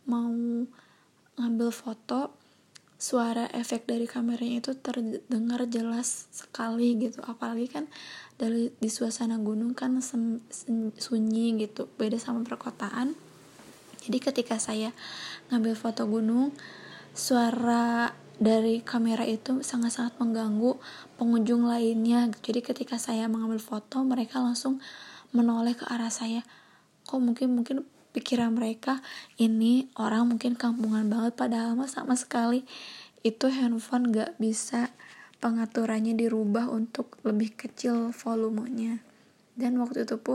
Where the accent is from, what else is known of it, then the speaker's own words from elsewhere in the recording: Bandung, West Java, Indonesia; memberitahu mereka bahwa saya itu dari Bandung dan ingin main dan kebetulan seorang diri gitu dan belum pernah ke sana sama sekali